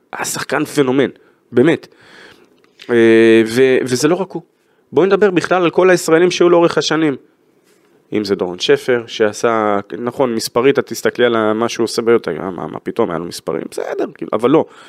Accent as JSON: {"language": "Hebrew", "country": "Israel", "said": "אנחנו כישראלים"}